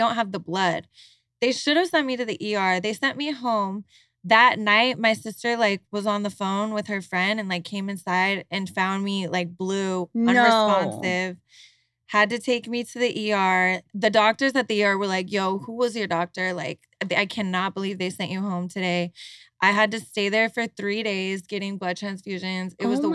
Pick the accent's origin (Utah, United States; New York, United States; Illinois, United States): Utah, United States; moved away; We're all from Utah. We all grew up Mormon.